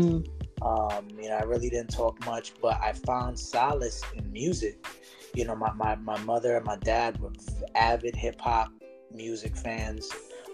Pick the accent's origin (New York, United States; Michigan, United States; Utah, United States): New York, United States; New York City; I was born and raised in East New York, Brooklyn.